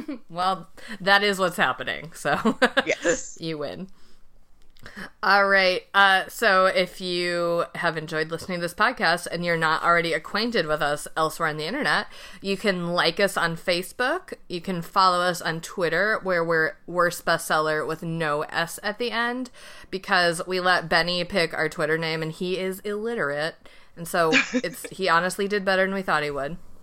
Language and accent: English; Midwest, United States; I'm also from the Midwest